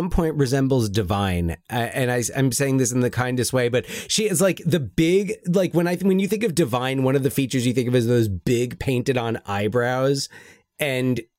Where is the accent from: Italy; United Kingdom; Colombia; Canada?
United Kingdom; I'm British.